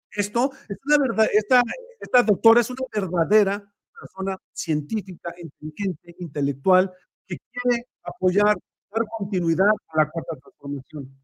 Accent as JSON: {"language": "Spanish", "country": "Mexico", "said": "nosotros como mexicanos"}